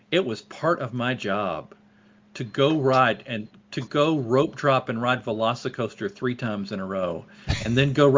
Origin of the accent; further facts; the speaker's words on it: the South, United States; I grew up in the South